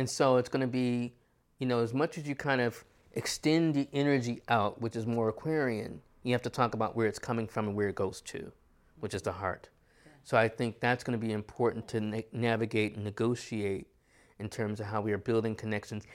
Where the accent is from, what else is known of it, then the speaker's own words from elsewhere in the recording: New York, United States; as a New Yorker